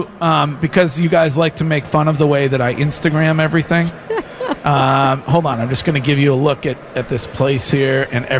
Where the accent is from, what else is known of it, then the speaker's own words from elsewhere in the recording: Stow, Massachusetts, United States; my hometown police department, the Stowe PD.